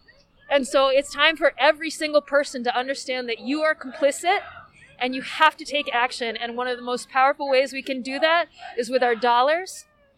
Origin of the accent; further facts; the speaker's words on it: Hudson, New York, United States; I'm from Hudson, New York, and I'm here today as a Jewish woman